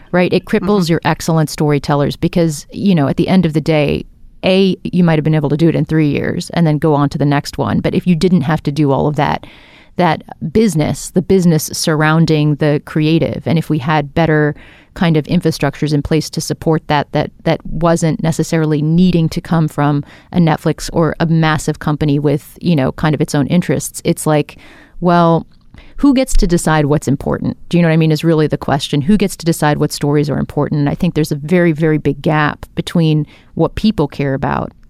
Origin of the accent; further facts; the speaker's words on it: India; I'm an Indian woman, I'm a filmmaker